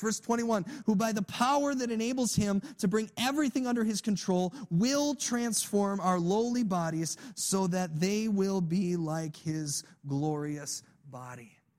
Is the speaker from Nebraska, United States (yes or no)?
no; Illinois, United States; I grew up in Illinois